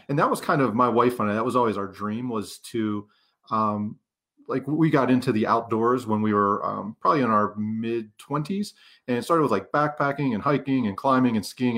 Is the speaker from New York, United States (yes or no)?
no; Pennsylvania, United States; moved away as an adult; I'm from Pennsylvania